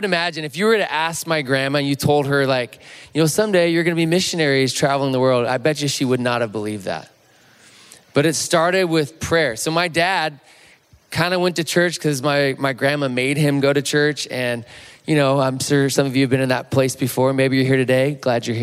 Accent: Chico, California, United States; I'm from Chico, California, on the Chico State campus.

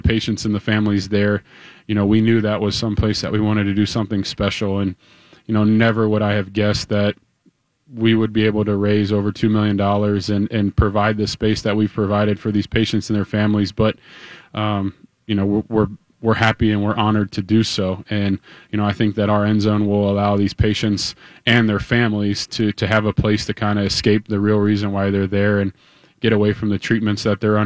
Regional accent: Cincinnati, Ohio, United States; moved away as an adult; also born or lived in South Bend, Indiana; now in Twin Cities, United States; I'm from the Midwest, born and raised in Cincinnati, Ohio, and then went to school in South Bend at Notre Dame.

